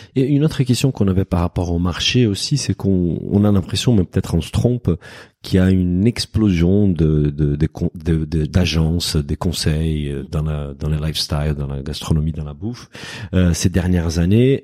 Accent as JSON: {"language": "French", "country": "Brazil", "second_language": "French", "moved": "yes", "said": "je suis brésilien, donc j'ai moins cette subtilité avec la langue française"}